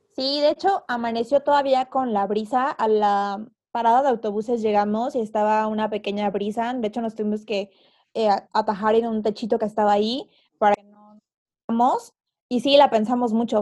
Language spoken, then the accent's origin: Spanish; Tehuacán, Puebla, Mexico; moved away as an adult; now in Mexico City, Mexico; yo soy de Tehuacán